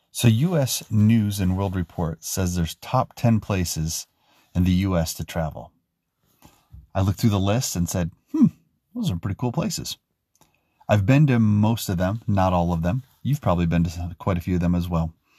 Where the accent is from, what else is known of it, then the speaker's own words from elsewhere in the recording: Utah, United States; my home state in Utah